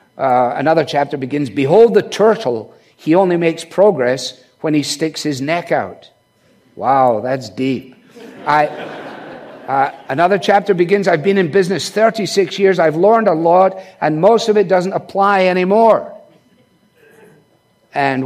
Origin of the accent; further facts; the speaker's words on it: Scotland, United Kingdom; as a Scotsman